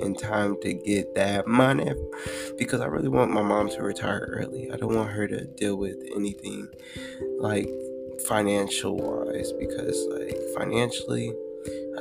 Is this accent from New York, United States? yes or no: no; Fountain, Colorado, United States; I'm from Fountain, Colorado, raised by a wonderful mother